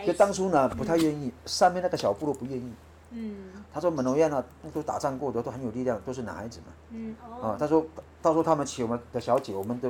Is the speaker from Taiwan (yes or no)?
yes; Taiwan; 我们泰雅族。大概至少迁了五六次以上了，那个部落很广。那我们就是从世纪部落迁过来的。